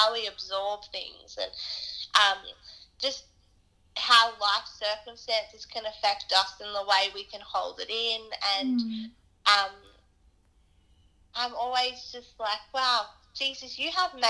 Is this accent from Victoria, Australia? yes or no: no; Sydney, New South Wales, Australia; I grew up in Sydney, New South Wales